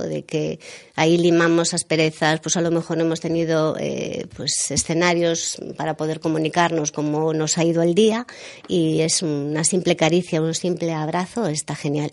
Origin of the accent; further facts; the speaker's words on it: Galicia, Spain; nosotros también somos gallegos